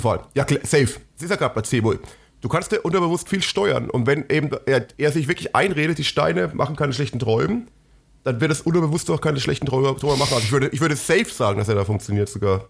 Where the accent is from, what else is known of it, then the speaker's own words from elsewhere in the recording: Germany; wir als Deutsche